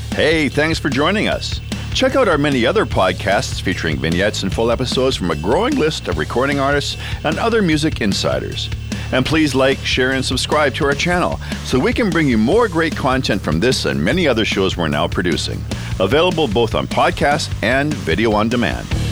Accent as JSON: {"language": "English", "town": "Vancouver", "region": "British Columbia", "country": "Canada", "tie": "born or raised there", "said": "we grew up in the Dunbar area"}